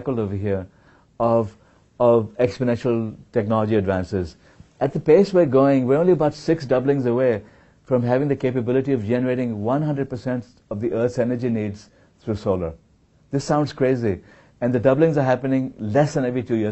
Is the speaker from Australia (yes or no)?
no; India; now in Silicon Valley, United States; I was born in India.